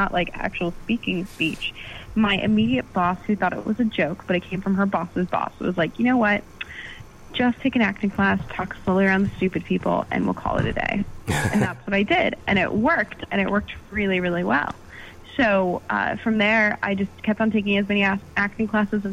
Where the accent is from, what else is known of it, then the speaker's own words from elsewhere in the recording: Canada; I am Canadian.